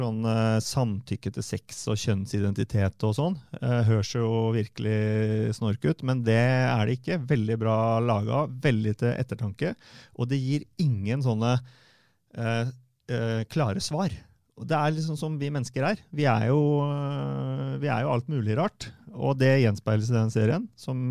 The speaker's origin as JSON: {"language": "Norwegian", "town": "Fredrikstad", "region": "Østfold", "country": "Norway", "said": "jeg er jo fra Selbakk."}